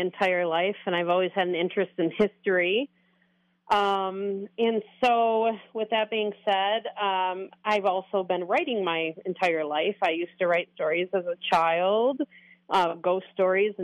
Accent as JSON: {"language": "English", "town": "Bay City", "region": "Michigan", "country": "United States", "tie": "born or raised there", "also_born_or_lived": "Florida", "said": "I was born and raised in Bay City"}